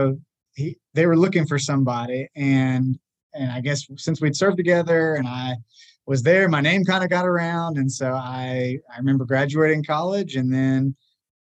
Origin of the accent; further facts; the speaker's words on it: Nolensville, Tennessee, United States; I grew up in the Jenkins Cumberland Presbyterian Church down in Nolensville, which is where I'm from, Nolensville, Tennessee